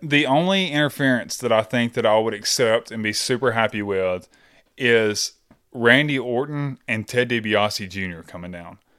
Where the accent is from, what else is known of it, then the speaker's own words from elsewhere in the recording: the South, United States; I grew up in the South